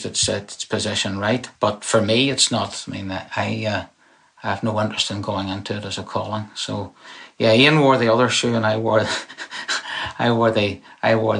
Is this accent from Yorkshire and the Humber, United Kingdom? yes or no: no; Belfast, Northern Ireland, United Kingdom; moved away as an adult; now in Lowestoft, United Kingdom; I grew up in Northern Ireland. I spent my formative years there